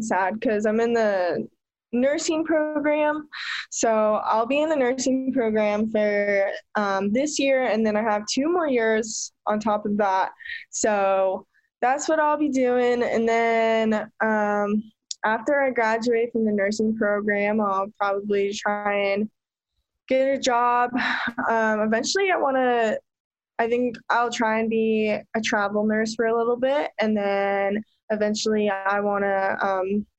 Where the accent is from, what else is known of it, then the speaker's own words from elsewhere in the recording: Olympia, Washington, United States; My favorite thing about my hometown, in Olympia, there is a place called Boston Harbor Marina